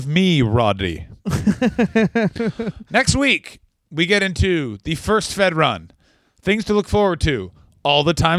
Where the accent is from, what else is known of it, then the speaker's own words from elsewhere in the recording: Canada; moved away; I'm a Canadian person.